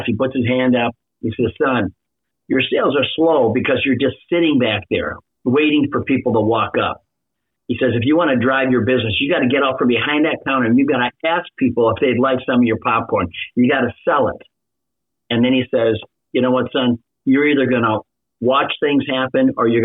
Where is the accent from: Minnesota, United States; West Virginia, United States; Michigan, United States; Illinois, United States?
Minnesota, United States; I literally grew up in a small Midwestern town in Minnesota.